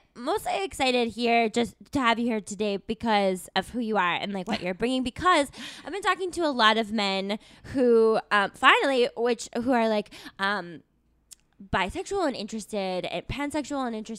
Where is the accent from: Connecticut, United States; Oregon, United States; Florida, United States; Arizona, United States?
Arizona, United States; Tucson; I went to the University of Arizona. I'm from Tucson, Arizona.